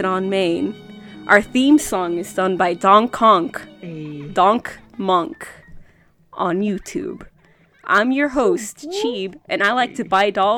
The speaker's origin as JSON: {"language": "English", "country": "Mexico", "said": "I'm also from Mexico"}